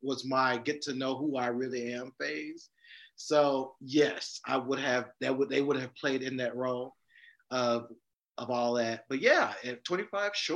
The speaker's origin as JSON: {"language": "English", "region": "the South", "country": "United States", "said": "I'm a Southerner"}